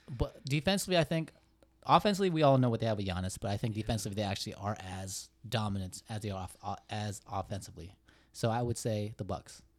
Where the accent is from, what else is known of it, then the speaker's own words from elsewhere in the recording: Bay Area, California, United States; a Bay Area guy